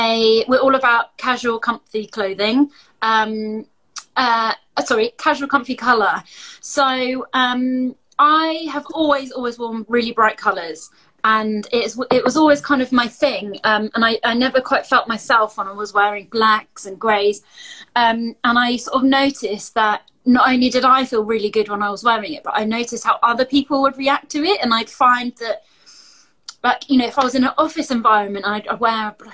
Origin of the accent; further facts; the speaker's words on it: Glastonbury, South West England, United Kingdom; now in Bristol, United Kingdom; But I'm from Glastonbury. I'm from the southwest of England